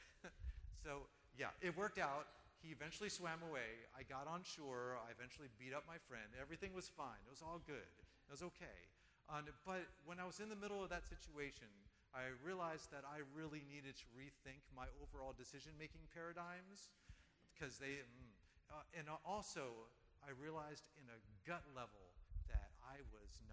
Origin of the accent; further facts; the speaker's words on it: Delaware, United States; also born or lived in Guam; where I grew up in Delaware